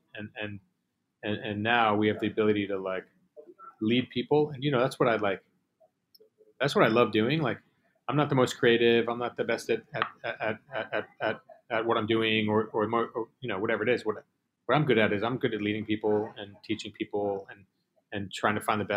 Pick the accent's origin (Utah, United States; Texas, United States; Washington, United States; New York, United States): New York, United States; New York City; I'm born and raised in Manhattan.